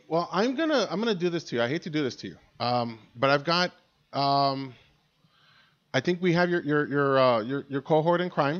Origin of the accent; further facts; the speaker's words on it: El Paso, Texas, United States; moved away as an adult; also born or lived in Reno, Nevada; now in Austin, United States; It's my hometown. I love El Paso.